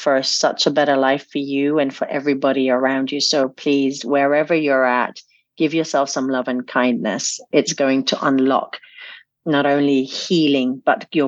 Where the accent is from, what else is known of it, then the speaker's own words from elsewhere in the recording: Damascus, Damascus Governorate, Syria; being age six and growing up in Damascus